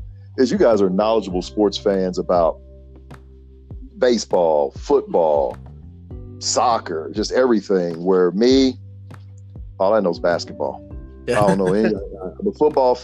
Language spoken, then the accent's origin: English; Carrier Mills, Illinois, United States; growing up in Carrier Mills